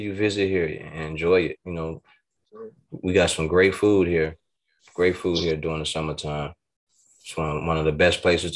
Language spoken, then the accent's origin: English; Chicago, Illinois, United States